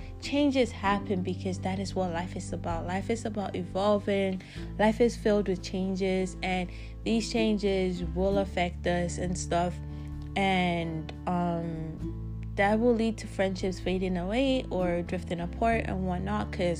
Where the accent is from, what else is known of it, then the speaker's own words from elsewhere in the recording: Canada; now in South Africa; Since I moved from Canada to South Africa, the time difference for me has become like 9 hours between my friends and I back home.